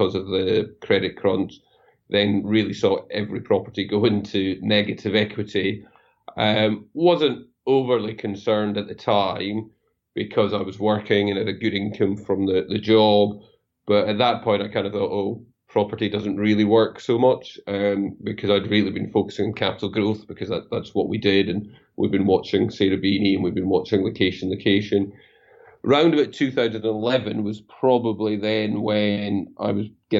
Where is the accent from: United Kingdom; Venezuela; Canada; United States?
United Kingdom; Scotland; I'm Scottish